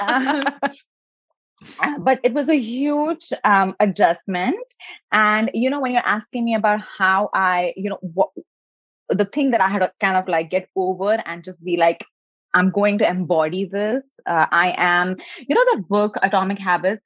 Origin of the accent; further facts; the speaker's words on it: India; moved away as an adult; now in California, United States; I was born in India, so a country where uh, education and uh, success and doing more and resting less is definitely like a badge of honor